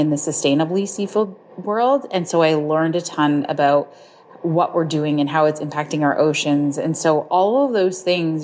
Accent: Southern Ontario, Canada; also born or lived in Niagara Falls, Ontario; I'm from Southern Ontario, Canada

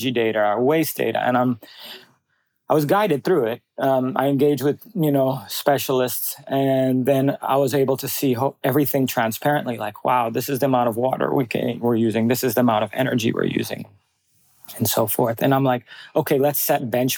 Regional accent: Bali, Indonesia; my whole growing up in Bali was nature-based

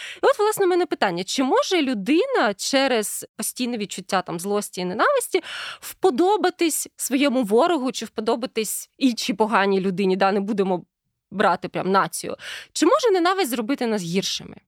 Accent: Ukraine; коли я росла в Україні в 90-х

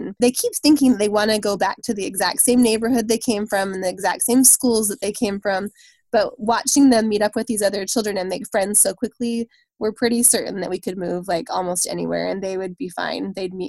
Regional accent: Utah, United States; We're from Utah, obviously.

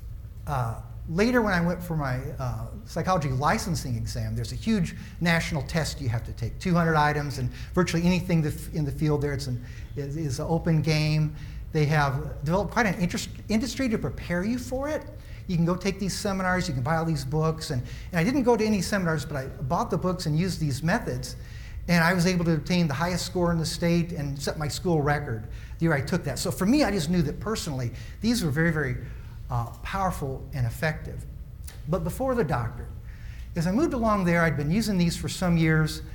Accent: Springfield, Illinois, United States; moved away; my hometown, Springfield, Illinois, the land of Lincoln

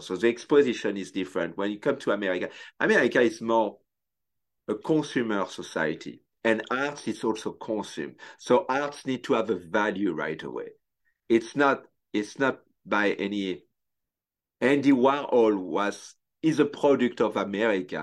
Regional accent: Tours, Centre-Val de Loire, France; English is a second language; moved away as an adult; also born or lived in Paris, France; now in United States; when I grew up in France

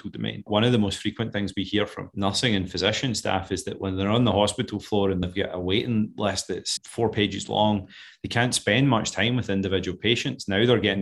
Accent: Scotland, United Kingdom; moved away; I'm clearly not an American. I know it's hard to tell with this accent, but I'm originally from Scotland.

